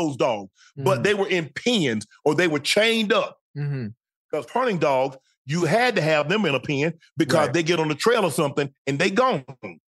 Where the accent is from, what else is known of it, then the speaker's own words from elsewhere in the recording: the South, United States; you know how it is in the South. I don't look at it. I can't speak for everybody else, but I know where I'm from, that's the utmost respect.